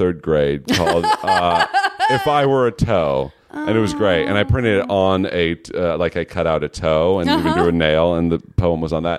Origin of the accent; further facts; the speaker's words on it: California, United States; I'm from the Bay Area. I went to NYU and I got my BFA in acting and then I came here.